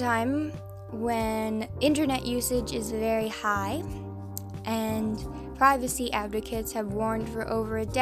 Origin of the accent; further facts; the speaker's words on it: Canada; I'm fucking Canadian.